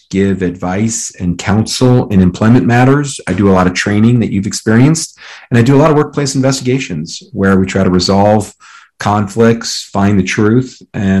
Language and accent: English; Colorado, United States; I'm from Colorado